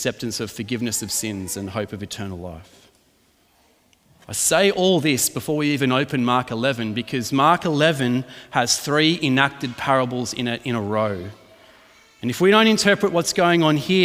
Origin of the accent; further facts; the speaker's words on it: Adelaide, South Australia, Australia; also born or lived in Melbourne, Australia; I was born in Melbourne and we moved to Adelaide.